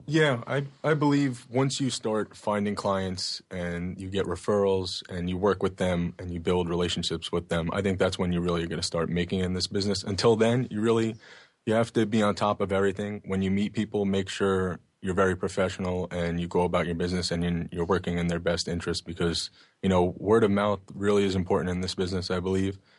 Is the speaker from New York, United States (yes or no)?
yes; Oceanside, New York, United States; I grew up in Oceanside, which is in Long Island on the South Shore